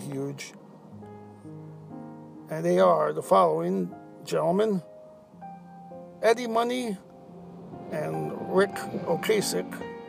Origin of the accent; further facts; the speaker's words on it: New York, United States; as a New Yorker